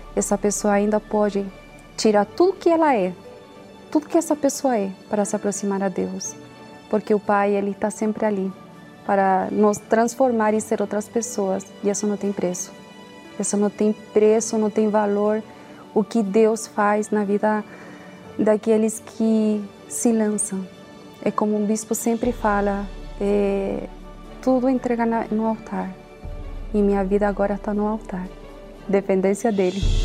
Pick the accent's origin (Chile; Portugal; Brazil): Chile; eu tenho 32 anos, sou chilena.